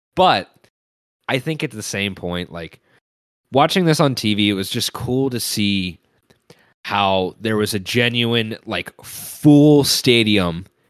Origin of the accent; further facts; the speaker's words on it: Cincinnati, Ohio, United States; watched so many Bengals games throughout my entire life growing up in Cincinnati